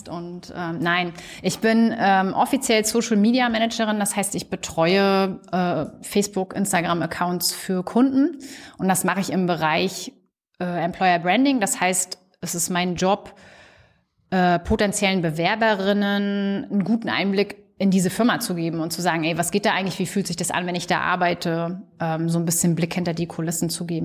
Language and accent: German; Mecklenburg-Vorpommern, Germany; bitte auch MacPom. Also dann gehe ich jetzt nicht mehr irgendwo anders hin. Dann möchte ich wieder meine Heimat zurück.